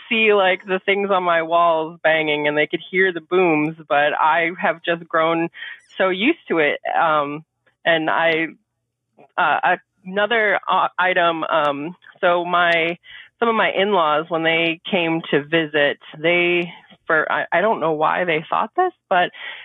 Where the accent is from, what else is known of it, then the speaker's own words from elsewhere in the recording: Maine, United States; moved away as an adult; move back home, which we are from Maine